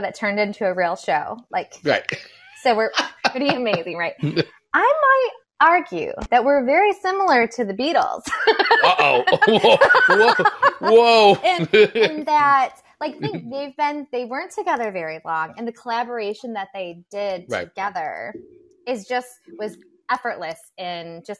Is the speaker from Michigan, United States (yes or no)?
yes; Michigan, United States; I'm from Michigan.